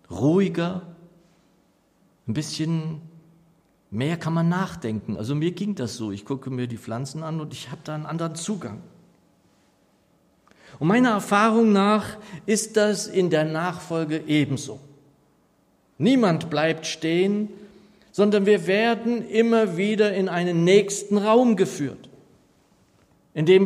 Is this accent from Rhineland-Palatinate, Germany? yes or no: no; Northeim, Lower Saxony, Germany; Als ich so ein junger Gläubiger war, so wie du, Kalito, da sangen wir in meiner Heimatgemeinde in Niedersachsen in Nordheim eigentlich immer am Ende jedes Gottesdienstes ein Segenslied.